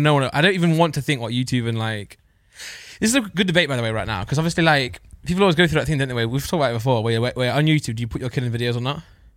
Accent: Midlands, United Kingdom; I'm not northern, I'm from the Midlands.

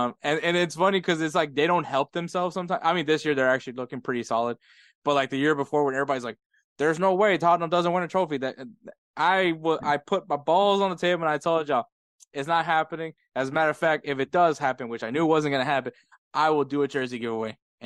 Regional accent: Houston, Texas, United States; also born or lived in Los Angeles, California / El Salvador (family); when I was 11 months old, I moved to Texas. I moved to Houston

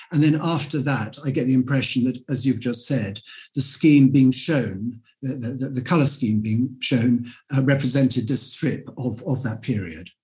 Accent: London, United Kingdom; being a Londoner through and through

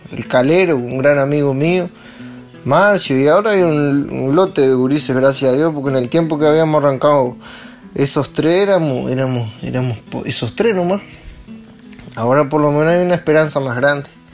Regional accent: Los Cerrillos, Canelones, Uruguay; soy acá de los cerrillos, Canelón de donde era Juan Pedro López

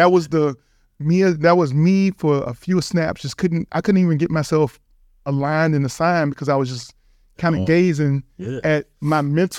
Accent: Richmond, Virginia, United States; So I'm from Richmond, Virginia, University of Richmond Spiders. Shout out to the East Coast, obviously.

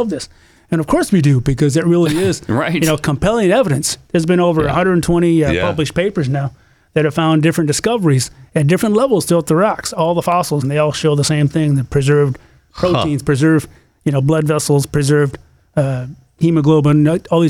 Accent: Michigan, United States; moved away; as a high school kid with my brothers growing up in Michigan.

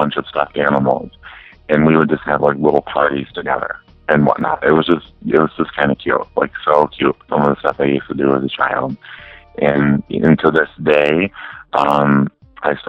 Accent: Zeta, New York, United States; now in Albany, United States; I'm originally from a small town called Zeta, New York

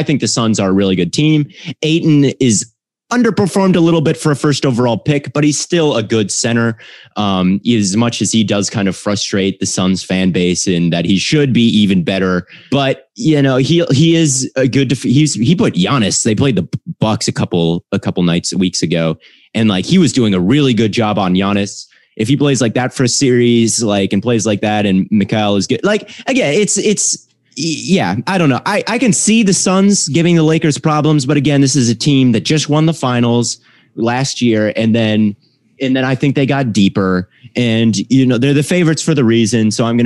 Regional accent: Minnesota, United States; moved away as an adult; now in Arizona, United States; I'm from Minnesota

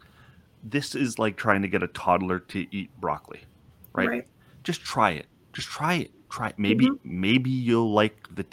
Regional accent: Canada; I'm Canadian.

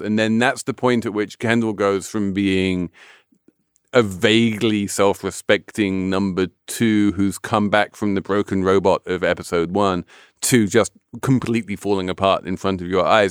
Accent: England, United Kingdom; I'm English

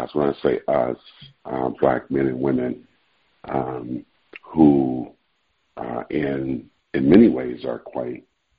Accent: Oakland, California, United States; I grew up in East Oakland, California

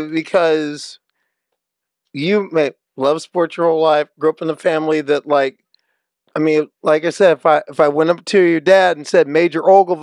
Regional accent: Nebraska, United States; I grew up I grew up in Nebraska.

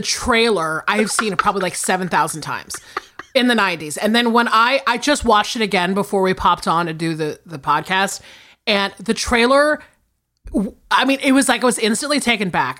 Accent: the South, United States; I'm from the South

